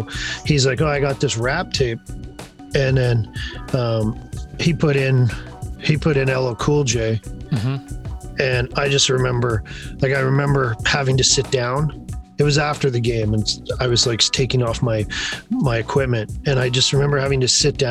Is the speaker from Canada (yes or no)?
yes; Canada; growing up in the East End as a kid